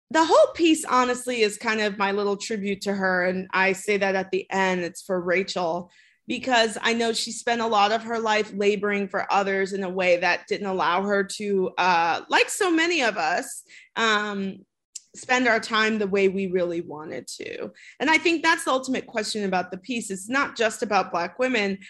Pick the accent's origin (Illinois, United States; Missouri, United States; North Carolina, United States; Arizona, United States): Illinois, United States; Chicago; I am from Chicago. I grew up in the city